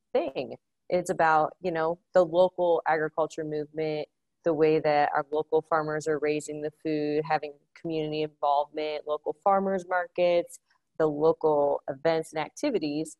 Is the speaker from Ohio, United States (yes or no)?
yes; Bowling Green, Ohio, United States; moved away as an adult; also born or lived in Indiana / Grand Island, Nebraska; now in Atlanta, United States; growing up in Northwest Ohio outside of Bowling Green.